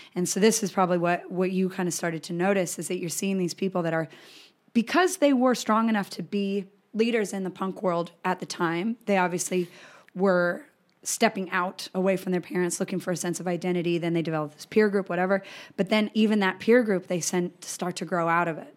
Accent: Colorado, United States; I grew up in Colorado

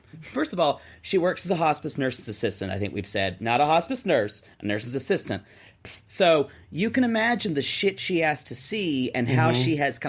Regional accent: the South, Southern United States, United States; born or raised there

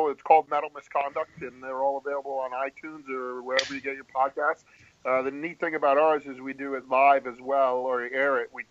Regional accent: New England, United States; now in New Jersey, United States; I live in Jersey now, but I grew up in New England, and I'm a huge Patriot fan

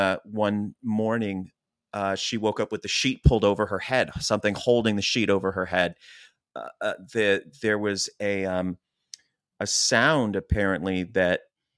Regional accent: Chester Springs, Pennsylvania, United States; where we grew up in Chester Springs, Pennsylvania, which was very farm, very woodsy, very cornfields.

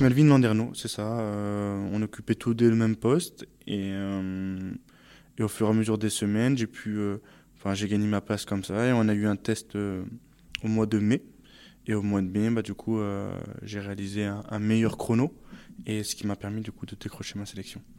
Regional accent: Saint-Martin-d'Hères, Auvergne-Rhône-Alpes, France; moved away as an adult; also born or lived in Grenoble; now in Île-de-France, France; j'ai grandi à Saint-Martin-d'Air, euh, j'ai étudié euh, enfin, vraiment dans, à Grenoble, et enfin, j'ai fait presque toute ma vie à Grenoble

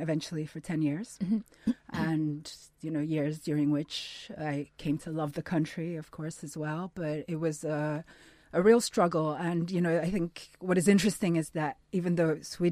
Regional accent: Lagos, Nigeria; I grew up in Lagos, a city in Nigeria, the largest city in Nigeria

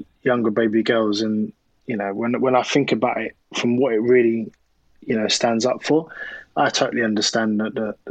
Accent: Croydon, London, United Kingdom; also born or lived in Thornton Heath / South East England; I'm from South London originally. So I was born in Croydon

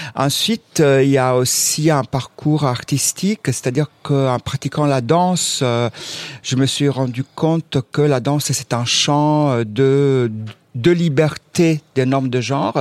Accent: Southern Italy, Italy; moved away; je viens aussi du sud de l'Italie

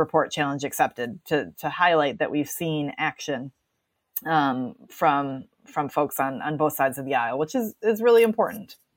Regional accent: Wisconsin, United States; I'm sitting here in Wisconsin today, which is my, my home state where I grew up

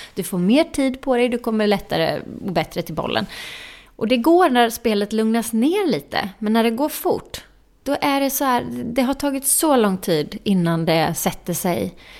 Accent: Jönköping, Jönköping County, Sweden; moved away; min hemstad Jönköping

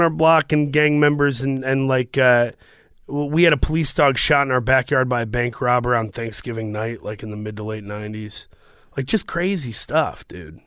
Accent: Saginaw, Michigan, United States; moved away as an adult; also born or lived in Los Angeles; I grew up in Saginaw, Michigan, uh, which is by Flint

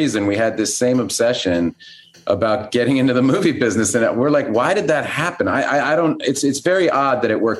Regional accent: Boston, Massachusetts, United States; moved away; we came from Boston, which is not a movie industry town.

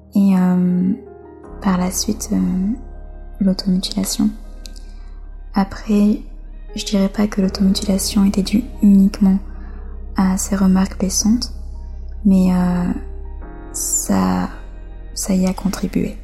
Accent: France; Je suis née en France et j'ai quasiment toujours vécu en France

